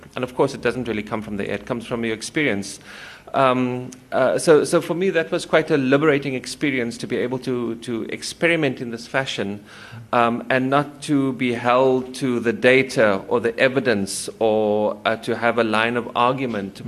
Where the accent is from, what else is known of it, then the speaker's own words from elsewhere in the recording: Cape Town, Western Cape, South Africa; also born or lived in United States; now in Stellenbosch, South Africa; I was born in Cape Town um in the city actually